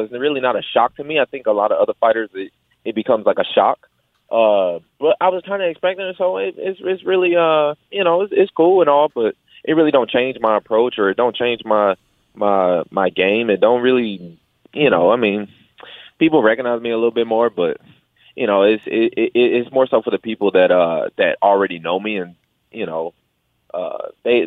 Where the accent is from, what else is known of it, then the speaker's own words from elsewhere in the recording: Detroit, Michigan, United States; also born or lived in Grand Rapids; I'm born and raised in Detroit